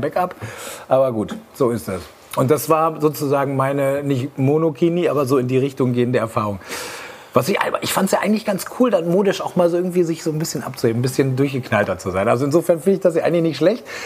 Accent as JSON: {"language": "German", "town": "Aurich", "region": "Lower Saxony", "country": "Germany", "tie": "born or raised there", "moved": "yes", "said": "in Aurich, Ostfriesland, wo ich herkomme, schöne Grüße in die Heimat"}